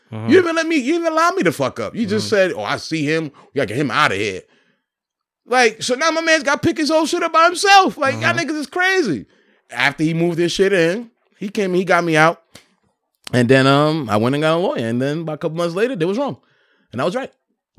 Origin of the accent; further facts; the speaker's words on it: Paterson, New Jersey, United States; We treating it like we're in the hood. Literally, yeah. We're coming from Patterson, right?